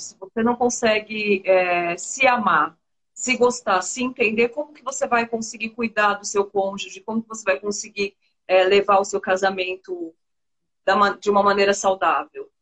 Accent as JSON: {"language": "Portuguese", "region": "São Paulo", "country": "Brazil", "tie": "born or raised there", "moved": "as an adult", "lives_now": "Recife, Brazil", "said": "Eu sou paulista, mas hoje eu moro em Recife. Tem um ano e oito meses que eu moro em Recife. Mas eu, eu nasci, cresci, vivi até agora em São Paulo"}